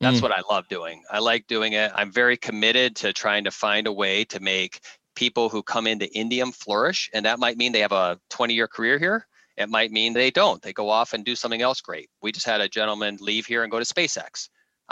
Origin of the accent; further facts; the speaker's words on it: Midwest, United States; I grew up in the Midwest